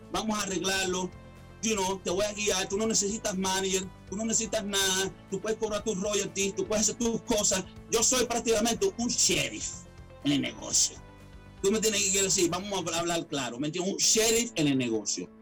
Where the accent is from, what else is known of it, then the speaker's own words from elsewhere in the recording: Caracas, Capital District, Venezuela; also born or lived in Miami, United States / Atlanta, United States; now in United States; una humilde persona venezolano, nací en Caracas, Venezuela. Inmigré eh, emigré aquí a muy joven a los Estados Unidos